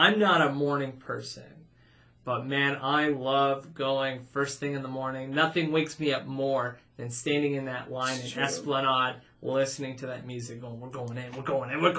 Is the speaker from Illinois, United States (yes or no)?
no; Arizona, United States; We're from Arizona.